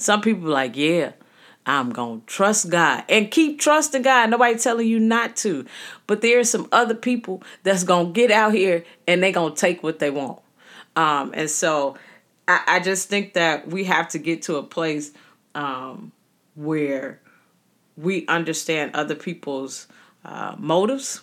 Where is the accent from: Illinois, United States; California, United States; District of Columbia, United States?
Illinois, United States; Chicago; growing up in the city of Chicago, I tell people that I was birthed in Roseland, birthed in the hundreds, the wild hundreds. Um, but I was raised in Inglewood.